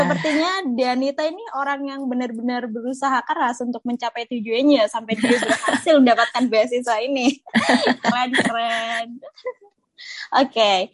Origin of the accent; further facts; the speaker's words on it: Java, Indonesia; kita sama-sama orang Jawa